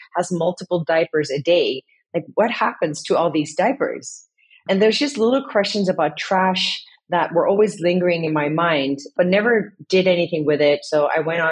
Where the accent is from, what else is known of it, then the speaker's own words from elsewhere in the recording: Indonesia; also born or lived in Netherlands; now in Amsterdam, Netherlands; half Dutch, half Indonesian. I was born in the Netherlands. And then as a family, we moved to Indonesia in the 80s. And living there, seeing how nature is everywhere